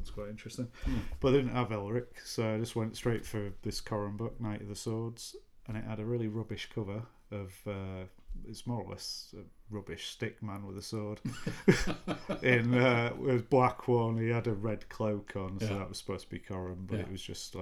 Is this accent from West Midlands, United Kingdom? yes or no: no; Yorkshire and the Humber, United Kingdom; we're from Yorkshire, so we only speak barely English